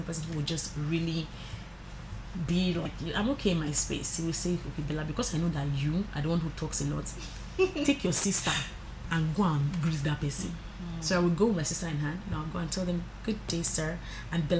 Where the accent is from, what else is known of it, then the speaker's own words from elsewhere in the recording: Nigeria; As a Nigerian, I think that we are confident, we are spirited people